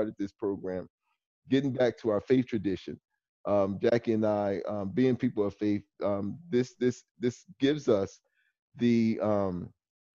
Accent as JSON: {"language": "English", "region": "New Jersey", "country": "United States", "tie": "born or raised there", "moved": "as an adult", "lives_now": "Washington, D.C., United States", "said": "when I lived in New Jersey, which is my home state"}